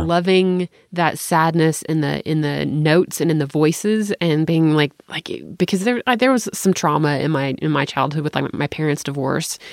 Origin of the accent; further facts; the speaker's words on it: Tennessee, United States; I'm from Tennessee